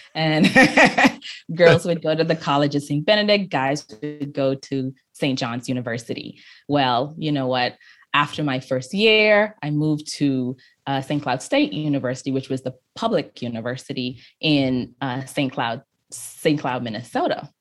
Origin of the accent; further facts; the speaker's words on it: Freeport, Grand Bahama, Bahamas; I grew up in Freeport, Grand Bahama